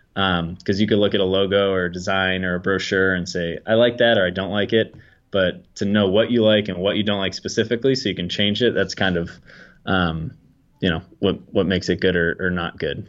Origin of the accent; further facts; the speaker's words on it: Peabody, Massachusetts, United States; also born or lived in Salem, Massachusetts; I'm from Peabody, Massachusetts, about twenty minutes north of Boston. Um, so, yeah, I grew up around here